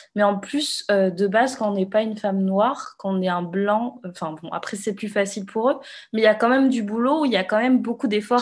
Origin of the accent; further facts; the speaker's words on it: Réunion; moi, je viens de La Réunion